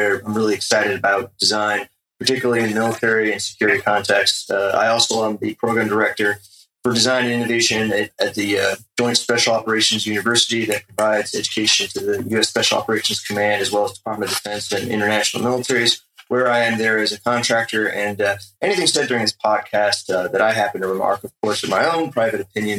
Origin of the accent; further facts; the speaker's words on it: United States; I'm an American